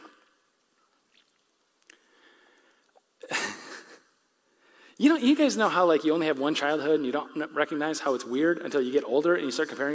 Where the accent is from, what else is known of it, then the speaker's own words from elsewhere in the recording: West Michigan, United States; I'm from West Michigan